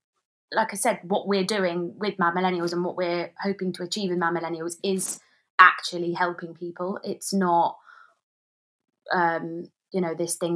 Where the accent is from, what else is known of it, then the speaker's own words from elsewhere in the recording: Maidenhead, South East England, United Kingdom; So we've been in communication with the local council in my hometown of Maidenhead.